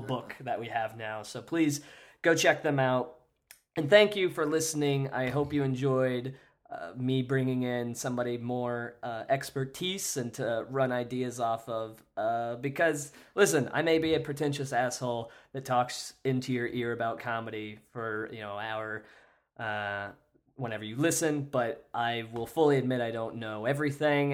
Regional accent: Kansas, United States; I grew up in Kansas

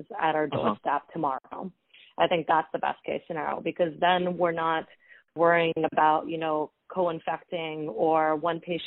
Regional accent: Honolulu, Hawaii, United States; now in New York, United States; I'm actually from Honolulu, Hawaii. Far away from home

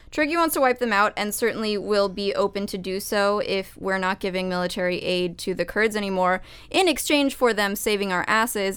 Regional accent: Arizona, United States; my home state of Arizona

